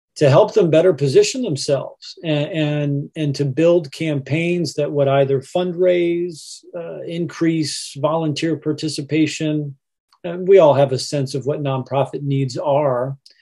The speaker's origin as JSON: {"language": "English", "town": "Indianapolis", "region": "Indiana", "country": "United States", "tie": "born or raised there", "said": "growing up in Indianapolis, and in particular, uh, in the area of town we refer to as Broad Ripple Village"}